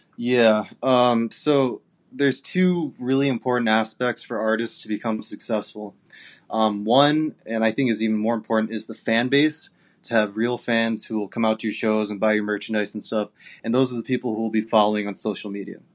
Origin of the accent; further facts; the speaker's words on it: Japan; now in Arizona, United States; I'm from Japan originally, but I'm living in Arizona right now.